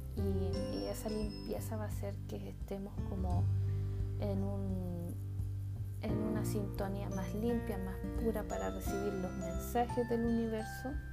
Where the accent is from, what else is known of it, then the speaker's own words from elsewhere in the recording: Chile; en mi país Chile, específicamente en la región de Coquimbo